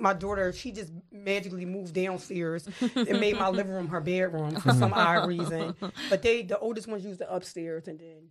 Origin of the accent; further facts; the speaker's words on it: Philadelphia, Pennsylvania, United States; I was raised here all my life.